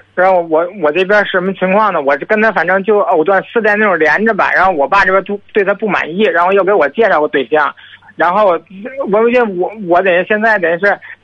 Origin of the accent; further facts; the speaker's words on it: Tianjin, China; 我是天津的